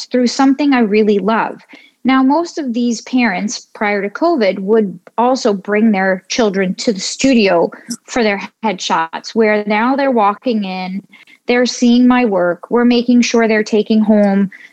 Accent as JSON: {"language": "English", "town": "New York City", "region": "New York", "country": "United States", "tie": "born or raised there", "said": "I grew up in New York City"}